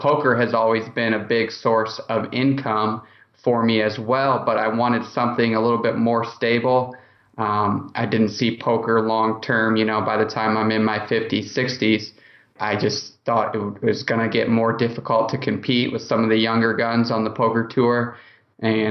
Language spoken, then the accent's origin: English; Indianapolis, Indiana, United States; I'm from Indianapolis